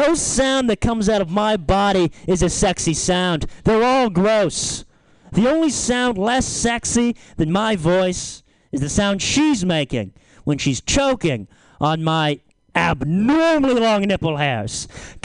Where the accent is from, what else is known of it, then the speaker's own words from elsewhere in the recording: Lagunitas, California, United States; I'm from Lagunitas